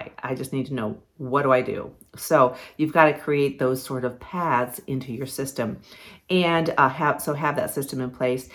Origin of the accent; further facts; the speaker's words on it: Ohio, United States; moved away as an adult; now in Virginia, United States; I grew up on Lake Erie, up in Ohio